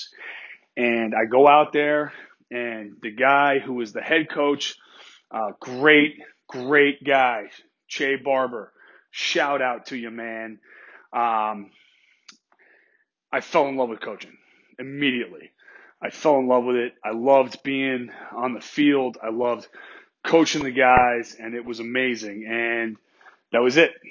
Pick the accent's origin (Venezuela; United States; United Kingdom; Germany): United States; New York; moved away as an adult; now in Georgia, United States; I grew up in New York